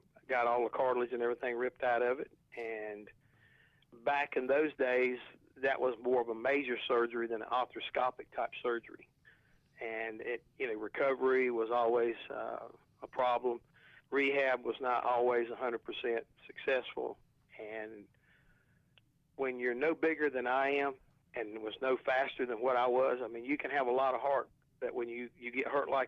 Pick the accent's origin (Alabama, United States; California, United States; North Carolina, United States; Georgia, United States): North Carolina, United States; where I was raised over in Dorado, North Carolina, we're just a bunch of old country contractors and farmers